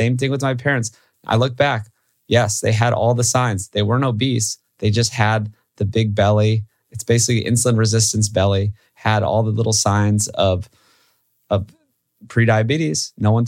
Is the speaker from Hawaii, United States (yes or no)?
yes; Hawaii, United States; I grew up in Hawaii.